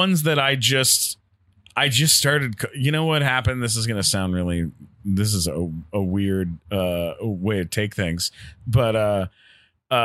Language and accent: English; San Diego, California, United States; moved away; also born or lived in New York City; I grew up in San Diego